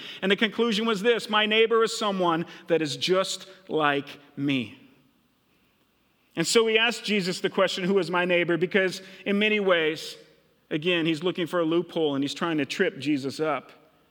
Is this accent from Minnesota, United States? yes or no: yes; Minnesota, United States; now in Hillcrest, United States; I grew up in Minnesota. When I first moved to Hillcrest and started working here 24 years ago, which is crazy to even think about, I had the craziest, worst accent ever, okay?